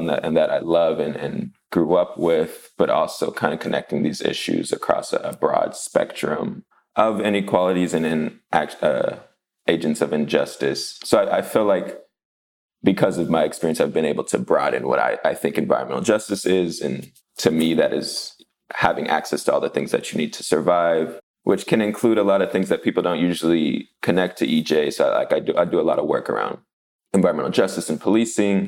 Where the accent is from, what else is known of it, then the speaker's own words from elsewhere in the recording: Los Angeles, California, United States; I grew up in Wilmington in the Harbor City area of Los Angeles